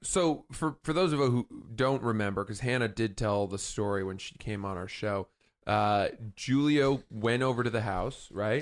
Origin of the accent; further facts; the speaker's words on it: Maine, United States; I'm from Maine